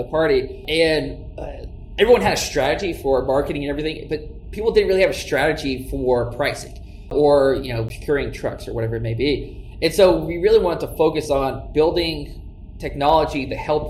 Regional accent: Huntsville, Alabama, United States; now in Kansas City, United States; I grew up originally in Alabama. I was born and raised in Huntsville

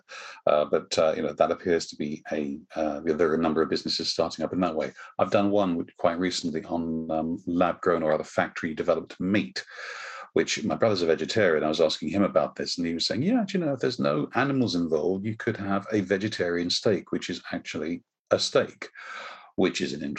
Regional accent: United Kingdom; I am British

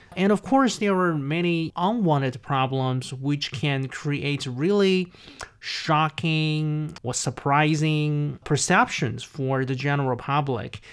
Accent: a fourth-tier city in Zhejiang Province, China; my hometown, a, a small, uh, like a forced-tier city in Zhejiang Province, East China

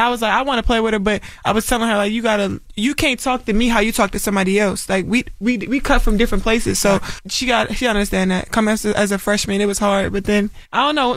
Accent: Baltimore, Maryland, United States; I'm from Baltimore, like that's what we do. Like we talk trash

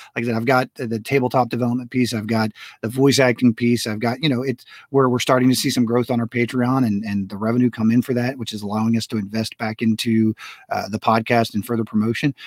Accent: United States; also born or lived in Florida / Texas; I grew up in Florida and Texas

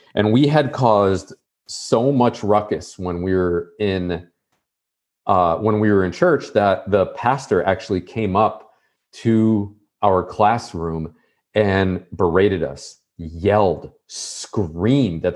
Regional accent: Buffalo, New York, United States; moved away as an adult; I'm from Buffalo, New York

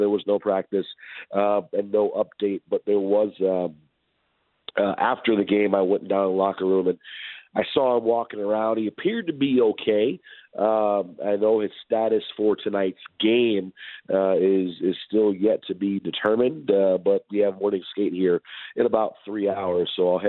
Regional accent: Detroit, Michigan, United States; now in Seattle, United States; I'm from Detroit originally

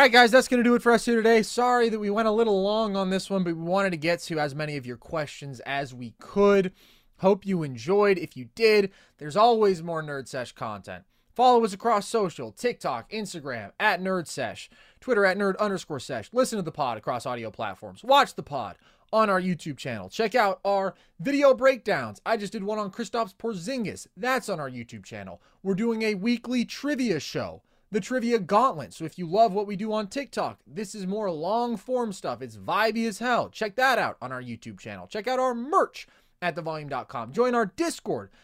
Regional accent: Bay Area, California, United States; I'm from the Bay Area

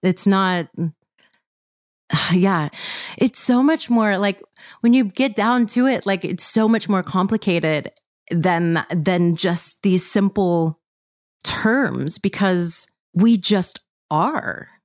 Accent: Mississippi, United States; I grew up in Mississippi

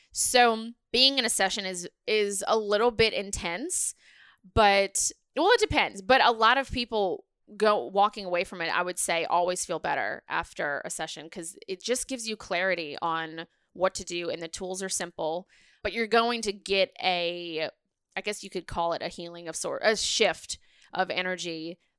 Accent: New Orleans, Louisiana, United States; I'm from New Orleans

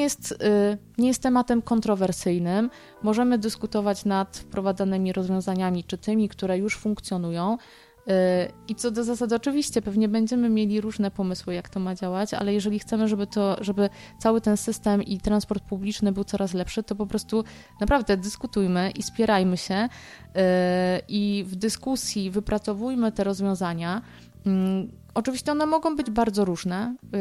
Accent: Kutno, Łódź Voivodeship, Poland; mieszkańcy mojego rodzinnego miasta

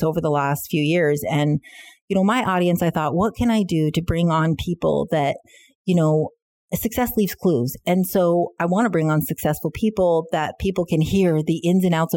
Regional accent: United States; now in Canada; being an American and not living and growing up in Canada, I don't have the roots here

